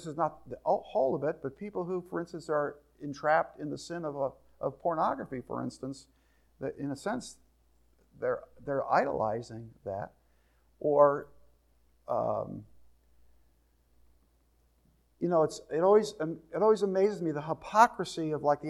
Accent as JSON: {"language": "English", "region": "New Jersey", "country": "United States", "tie": "born or raised there", "said": "I grew up in New Jersey, there was all kinds of people"}